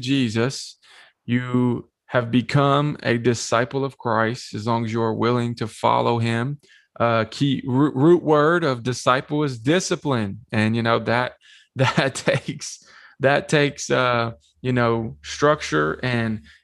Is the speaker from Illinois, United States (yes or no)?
no; Shelbyville, Tennessee, United States; also born or lived in Manchester, Tennessee; I grew up here in Manchester and Shelbyville in the lower middle Tennessee area